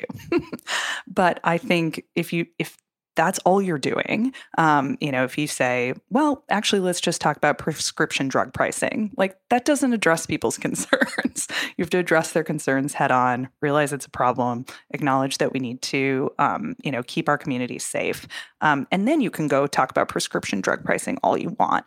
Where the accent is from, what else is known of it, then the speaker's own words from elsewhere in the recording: Minnesota, United States; even in Minneapolis, um, in my home state